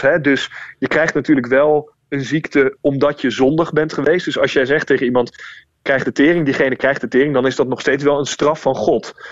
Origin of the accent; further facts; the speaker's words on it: The Hague, South Holland, Netherlands; moved away as an adult; Dus ik kom uit Den Haag